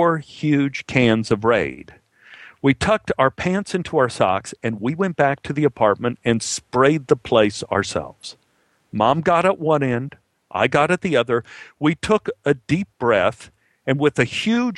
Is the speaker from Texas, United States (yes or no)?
yes; Dallas, Texas, United States; born or raised there